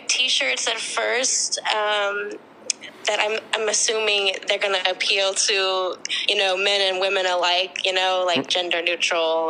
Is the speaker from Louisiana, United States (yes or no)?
yes; New Orleans, Louisiana, United States; I'm from New Orleans, Louisiana